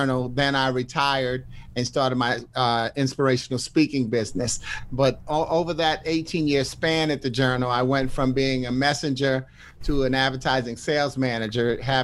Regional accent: New York, United States; also born or lived in Washington, D.C.; now in Bolingbrook, United States; as a New Yorker

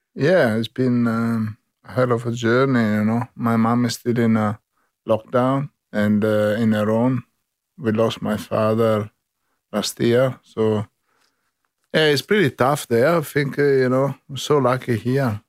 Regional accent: Brescia, Lombardy, Italy; English is a second language; moved away as an adult; now in Sydney, Australia; I come from the Alps, on the, on the Alps and Lake of Northern Italy, exactly from, uh, Brescia, on the Garda Lake.

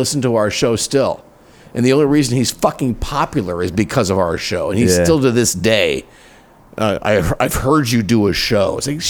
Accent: Minneapolis, Minnesota, United States; moved away as an adult; also born or lived in Chicago, Illinois / Wisconsin; now in Carlsbad, United States; I grew up in, I was born in Chicago. I grew up in Minneapolis. I had small town market radio jobs until I came here.

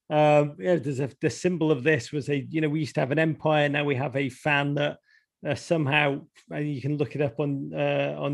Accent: England, United Kingdom; born there; And and I'll just say that not as an English born person, because I honestly genuinely don't give a crap. Um, but apart from my family are there, it would have been nice for them.

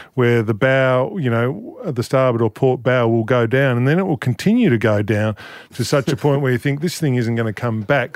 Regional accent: Flinders Island, Tasmania, Australia; I grew up on Flinders Island, uh, which is in the middle of Bass Strait

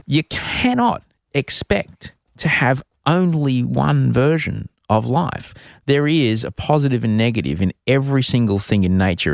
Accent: Queensland, Australia; growing up in Queensland, uh, in the, in the seventies

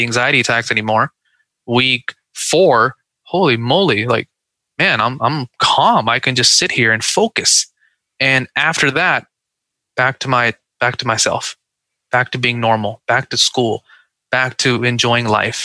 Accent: Seattle, Washington, United States; now in Dallas, United States; I grew up in Seattle

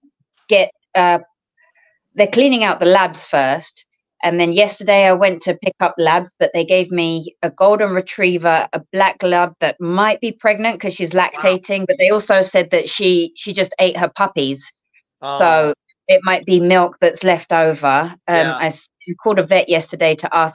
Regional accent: London, United Kingdom; now in Japan; I'm from London, but my family's in Eastbourne now, so south near Kent

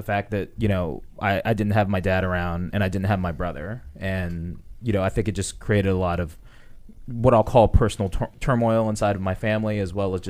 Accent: Woodbridge, Virginia, United States; Woodbridge, Virginia.

